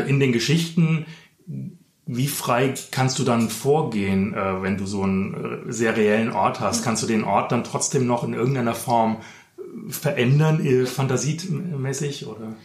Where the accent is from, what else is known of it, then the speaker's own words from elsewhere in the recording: Frankfurt, Hesse, Germany; ich bin ja in Frankfurt aufgewachsen